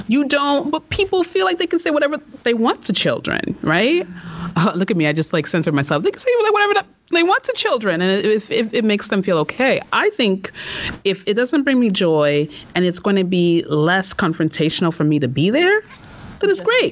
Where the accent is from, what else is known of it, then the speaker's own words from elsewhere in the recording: United States; I grew up in America